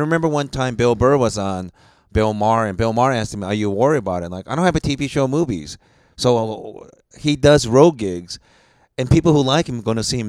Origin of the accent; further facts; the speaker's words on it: Japan; born there; I was born in Japan. I have a Japanese name, but I'm ethnically Korean.